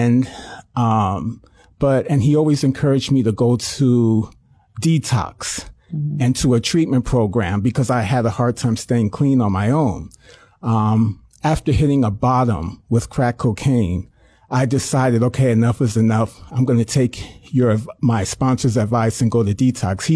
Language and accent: English; New York City, New York, United States; I was born in Brooklyn, New York